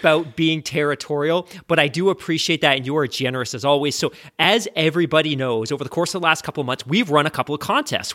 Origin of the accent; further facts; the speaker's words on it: United Kingdom; moved away; I'm British. I grew up in the U K like you did